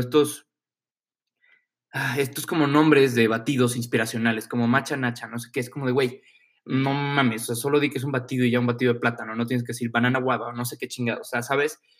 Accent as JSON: {"language": "Spanish", "country": "Mexico", "said": "soy mexicano y soy blanco"}